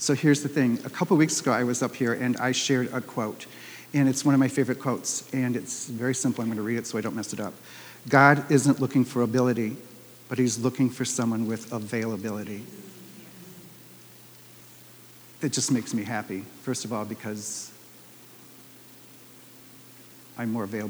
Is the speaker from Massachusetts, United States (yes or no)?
no; Detroit, Michigan, United States; also born or lived in Minneapolis; I moved home back from Minneapolis to Detroit